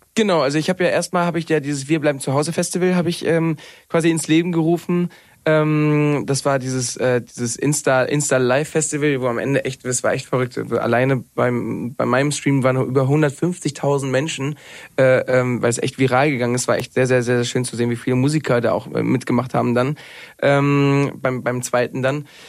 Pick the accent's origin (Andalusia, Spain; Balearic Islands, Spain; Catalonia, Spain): Balearic Islands, Spain; Mallorca; moved away as an adult; also born or lived in Cologne; now in Berlin, Germany; ich bin ja auf Mallorca groß geworden, habe 20 Jahre, Jahre da gelebt